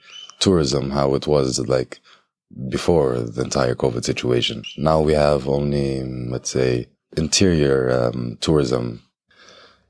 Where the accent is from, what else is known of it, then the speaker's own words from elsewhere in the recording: Jerusalem, Palestine; I am the 3rd generation of Afro-Palestinians in Jerusalem